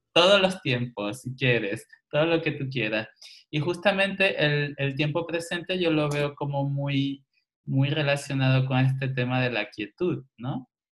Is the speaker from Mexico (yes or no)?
no; Venezuela; moved away; also born or lived in Barcelona, Spain; yo que vengo de Venezuela